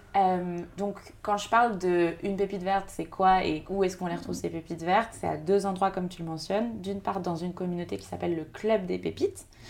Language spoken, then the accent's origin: French; Segré, Pays de la Loire, France; moved away as an adult; also born or lived in Paris / Angers; je suis originaire de Segré, une petite ville dans le Maine-et-Loire, où j'ai grandi jusqu'à mes 18 ans